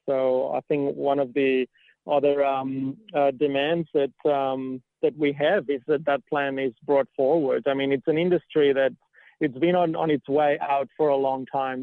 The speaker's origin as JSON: {"language": "English", "area": "near Barcelona", "region": "Catalonia", "country": "Spain", "tie": "born or raised there", "moved": "as an adult", "lives_now": "Australia", "said": "I grew up in Spain, right? Like I've I've uh, I've been in Australia for about eight years, and I grew up in um, in Catalonia mm-hmm. and near Barcelona"}